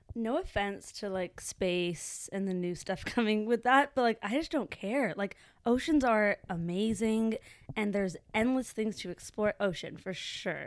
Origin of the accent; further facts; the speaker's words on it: Vancouver, British Columbia, Canada; I was born in Vancouver, British Columbia, Canada.